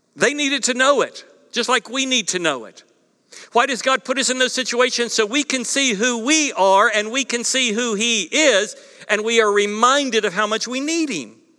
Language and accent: English; East Coast, United States; moved away; growing up on the East Coast